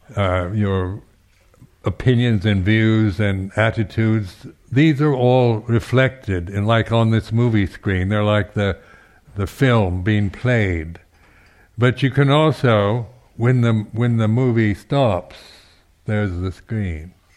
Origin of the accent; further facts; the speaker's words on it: Seattle, Washington, United States; now in United Kingdom; I was from the West Coast, the United States, from Seattle